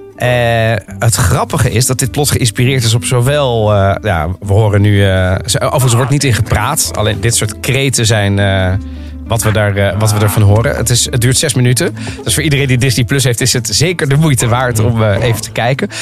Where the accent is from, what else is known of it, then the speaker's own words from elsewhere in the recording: The Hague, South Holland, Netherlands; moved away as an adult; also born or lived in Rotterdam; now in Amsterdam, Netherlands; Ik ben geboren en getogen in Den Haag